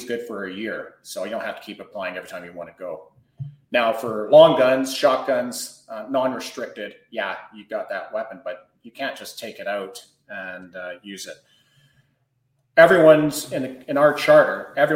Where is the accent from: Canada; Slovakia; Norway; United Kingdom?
Canada